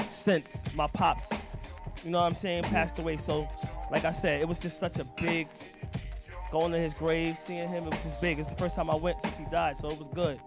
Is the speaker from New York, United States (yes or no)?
yes; New York City, New York, United States; moved away as an adult; now in Paterson, United States; my hometown in the Bronx